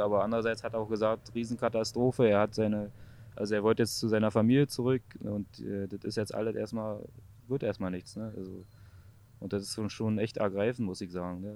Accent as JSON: {"language": "German", "town": "Frankfurt", "region": "Brandenburg", "country": "Germany", "tie": "born or raised there", "said": "Also äh, Frankfurt-Oder, das äh, östlichste Teil von Deutschland, äh, quasi genau an der Grenze zu äh, Polen. Äh, wir haben quasi Doppelstadt, äh, Slobice, Frankfurt-Oder. Und da bin ich halt so aufgewachsen"}